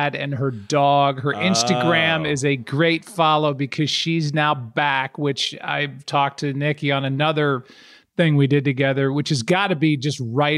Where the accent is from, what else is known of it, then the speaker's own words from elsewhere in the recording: St. Louis, Missouri, United States; for those of us in St. Louis, we categorize one another by asking what high school you went